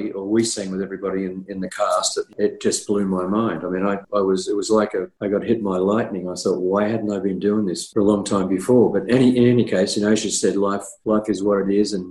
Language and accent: English; Australia; I'm Australian